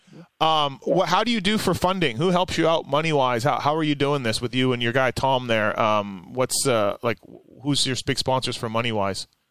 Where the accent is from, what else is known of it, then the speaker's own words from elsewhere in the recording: Canada; I'm from Canada